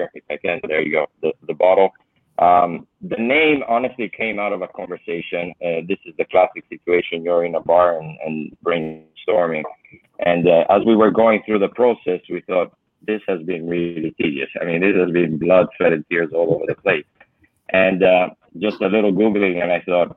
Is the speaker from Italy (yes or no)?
yes; Italy; moved away as an adult; now in Eugene, United States; I was born and raised in Italy, moved to the U.S. 15 years ago